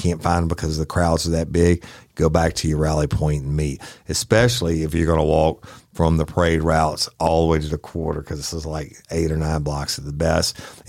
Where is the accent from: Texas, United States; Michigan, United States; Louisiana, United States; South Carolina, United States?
Louisiana, United States; New Orleans; I was raised in New Orleans on the parades and everything else.